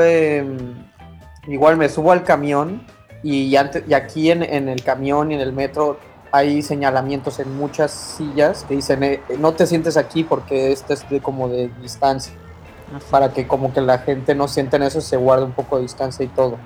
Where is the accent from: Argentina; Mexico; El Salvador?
Mexico; now in Canada; soy de México